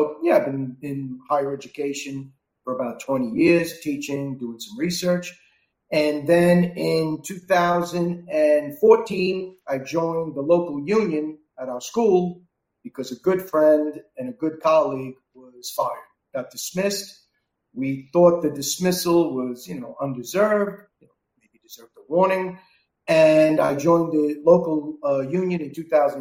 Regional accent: New York City, New York, United States; moved away as an adult; also born or lived in Dublin, Ireland; now in Rennes, France; I'm originally from New York City, lived there for the first 36 years of my life

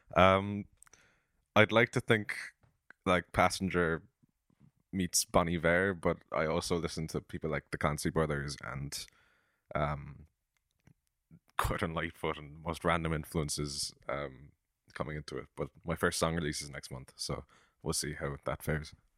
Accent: Cork, Munster, Ireland; I'm from Cork, and I'm a songwriter and a filmmaker

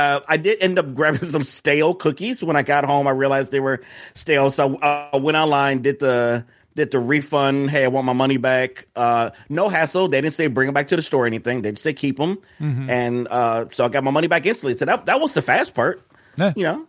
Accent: Chicago, Illinois, United States; That's very exotic, depending on the neighborhood. I'm from Chicago.

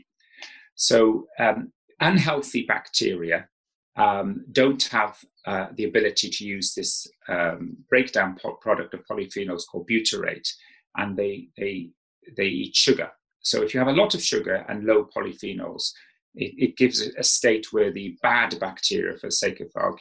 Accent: South Wales, United Kingdom; moved away; I grew up in South Wales

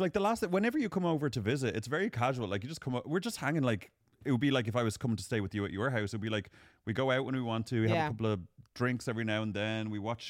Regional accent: Dublin, Leinster, Ireland; No, I'm not. I'm from Dublin.

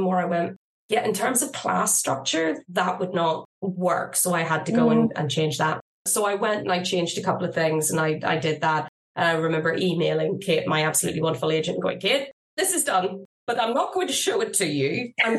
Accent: Ireland; even though I am Irish

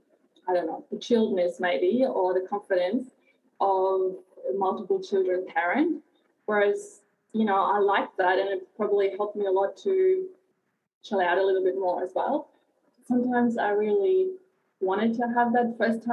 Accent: Germany; now in Bulli, Australia; I grew up in Germany, and I lived on four continents.

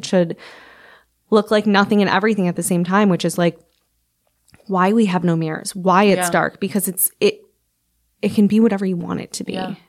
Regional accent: Midwest, United States; I am from the Midwest, so it's like a little going home for me.

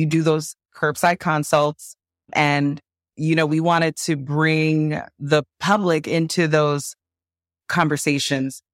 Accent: Nigeria; I'm Nigerian

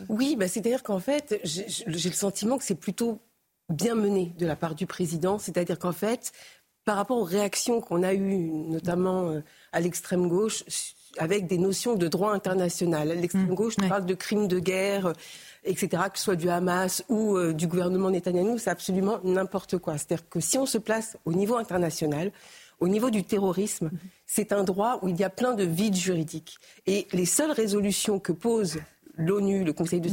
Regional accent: France; en tant que Française juive

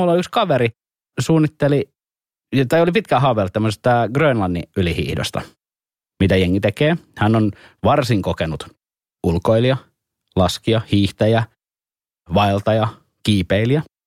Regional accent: Helsinki, Uusimaa, Finland; also born or lived in Punkalaidun; mä oon Etelä-Helsingistä, niin, niin mä oon perheeni ensimmäinen tai sukuni ensimmäinen kuitenkin täältä

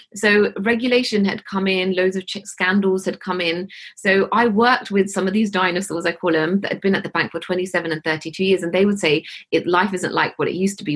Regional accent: Hounslow, London, United Kingdom; I grew up in Hounslow in West London

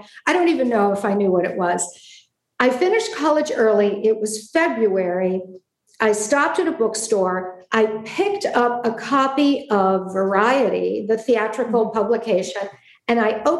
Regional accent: Warren, Michigan, United States; moved away as an adult; I was from Warren, Michigan.

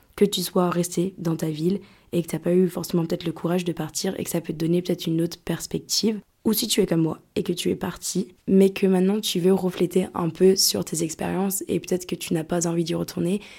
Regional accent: France; born or raised there; moved away as an adult; also born or lived in Lyon; now in Greece

